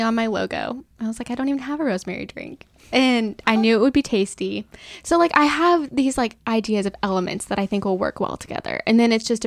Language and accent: English; Outside of Portland, Oregon, United States; moved away; There's a place in my hometown that has one branded for like my hometown.